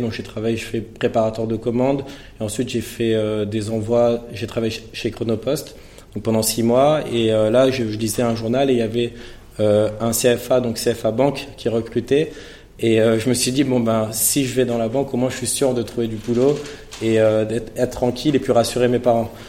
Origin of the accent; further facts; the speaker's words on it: Villepinte, Île-de-France, France; je suis originaire de Villepinte, dans le 93